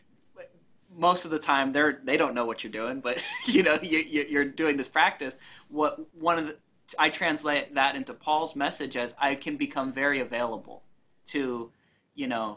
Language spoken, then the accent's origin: English; United States; we're not British, we're American